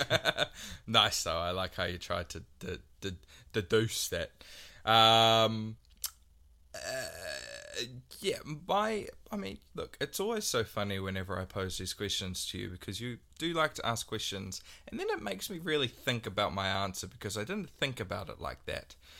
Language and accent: English; Waikato, New Zealand; growing up in the Waikato